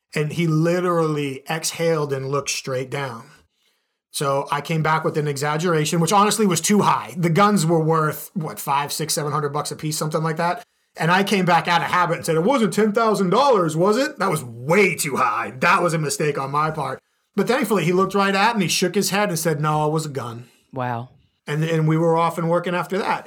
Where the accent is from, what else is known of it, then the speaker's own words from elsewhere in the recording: Boston, Massachusetts, United States; now in Chicago, United States; growing up in the Boston area